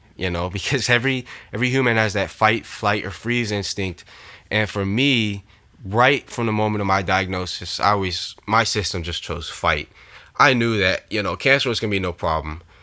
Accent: Orlando, Florida, United States; I support Orlando City, my hometown team

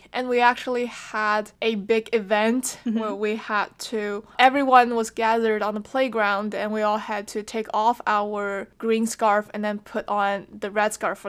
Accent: China; We're here to share with you stories of growing up in China as two Gen Zs.

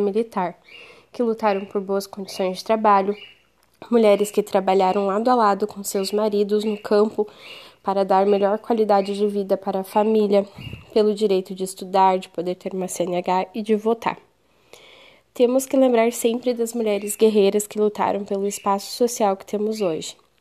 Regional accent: Sapucaia do Sul, Rio Grande do Sul, Brazil; moved away; also born or lived in Dois Vizinhos, Paraná; sou nascida na cidade de Sapucaia do Sul, no estado do Rio Grande do Sul.

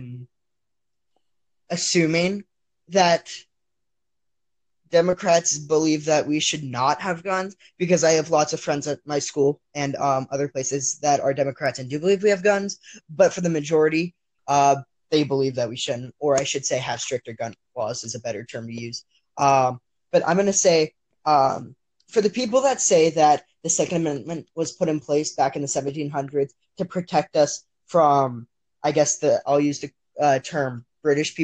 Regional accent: Texas, United States; moved away; I'm originally from Texas

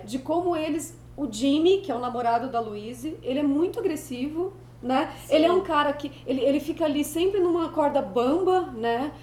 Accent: Brazil; eu sou brasileira

